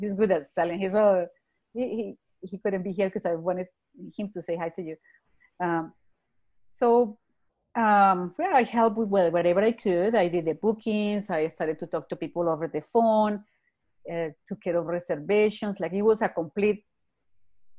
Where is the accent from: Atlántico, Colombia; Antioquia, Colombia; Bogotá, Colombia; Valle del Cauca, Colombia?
Bogotá, Colombia; Bogota, Colombia; English is a second language; moved away as an adult; also born or lived in Texas / Ontario; now in Calgary, Canada; I live in Calgary. I was born in Bogota, Colombia.